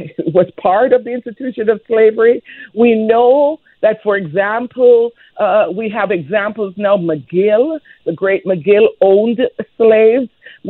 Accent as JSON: {"language": "English", "country": "Jamaica", "tie": "born or raised there", "moved": "yes", "lives_now": "Canada", "said": "I'm Jamaican by birth."}